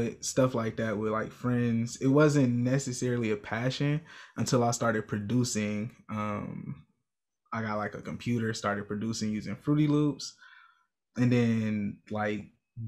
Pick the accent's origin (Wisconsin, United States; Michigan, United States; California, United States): Wisconsin, United States; Milwaukee; I'm from Milwaukee, Wisconsin, born and raised on the north side